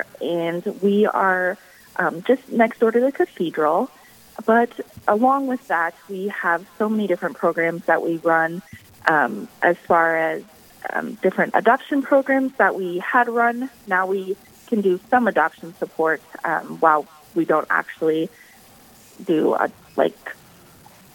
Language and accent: English; Valley Springs, South Dakota, United States; I was born and raised in Valley Springs, South Dakota, so just a little ways outside of Sioux Falls